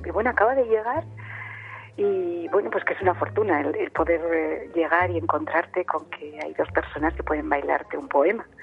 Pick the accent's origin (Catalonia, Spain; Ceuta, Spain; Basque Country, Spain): Basque Country, Spain; Vitoria-Gasteiz; yo soy de Vitoria, del norte, pero mis padres son de Jaén